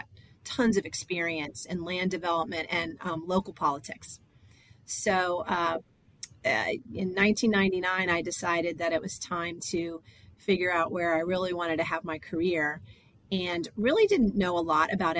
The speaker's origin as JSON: {"language": "English", "region": "Florida", "country": "United States", "tie": "born or raised there", "said": "I'm a Florida girl. I was raised in Florida while not born here"}